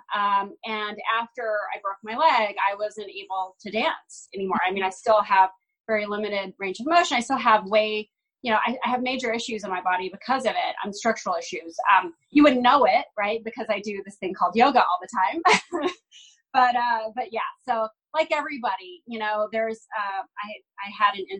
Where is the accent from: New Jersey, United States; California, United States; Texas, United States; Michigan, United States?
Texas, United States; Austin; I grew up in Austin, Texas